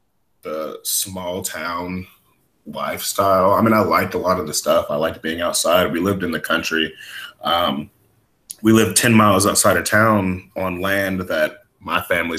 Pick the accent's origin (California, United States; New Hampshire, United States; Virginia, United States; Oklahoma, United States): Oklahoma, United States; Bristow; I am originally from Oklahoma City, but I spent most of my formative years in a small town called Bristow, Oklahoma.